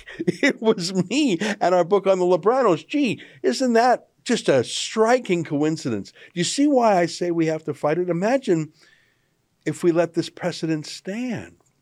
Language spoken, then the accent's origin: English; Canada; as a Canadian